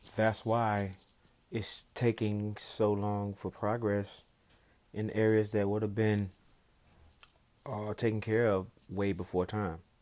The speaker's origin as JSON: {"language": "English", "region": "the South", "country": "United States", "tie": "born or raised there", "said": "growing up in the South"}